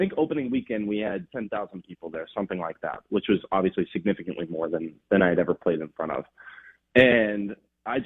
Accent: Los Angeles, California, United States; moved away as an adult; also born or lived in Oregon; I'm born and raised Los Angeles

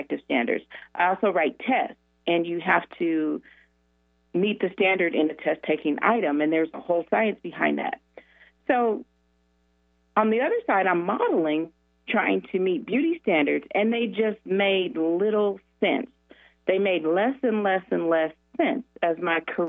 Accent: Denver, Colorado, United States; I grew up in Denver

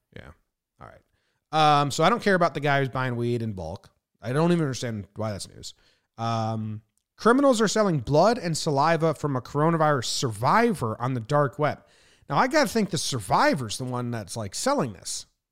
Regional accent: New Jersey, United States; moved away; also born or lived in Illinois / California; growing up in New Jersey

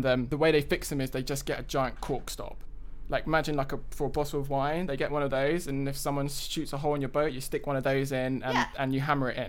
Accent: London, United Kingdom; accent: London; now in United States; we are originally from London, if you can't tell from the accent.

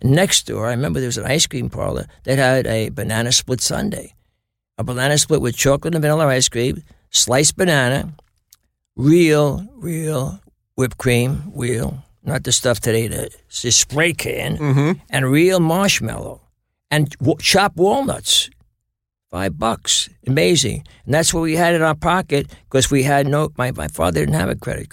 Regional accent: New York City, New York, United States; also born or lived in Flushing, Queens / Bayside, Queens; born in Astoria. My mother kept moving further out

